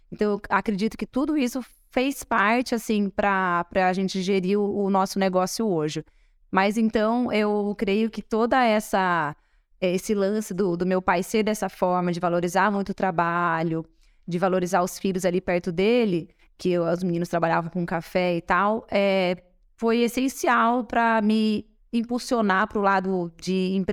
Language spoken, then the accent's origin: Portuguese; Espírito Santo do Pinhal, São Paulo, Brazil; born there; nascemos em Pinhal.